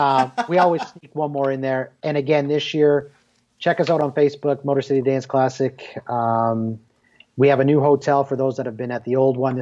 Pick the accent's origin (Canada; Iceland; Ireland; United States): Canada; Yeah, for everybody that knows me, obviously I'm Canadian.